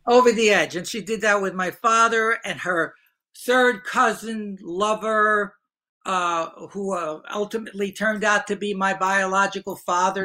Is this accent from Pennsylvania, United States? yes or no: no; Hoboken, New Jersey, United States; I grew up in Hoboken, New Jersey, small town